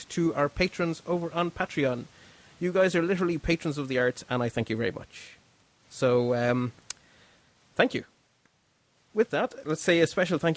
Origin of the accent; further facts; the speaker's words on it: Ireland